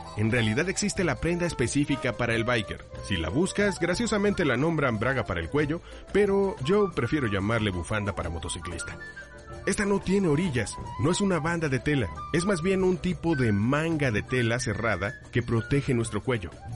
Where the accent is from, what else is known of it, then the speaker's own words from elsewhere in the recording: Mexico; nosotros como mexicanos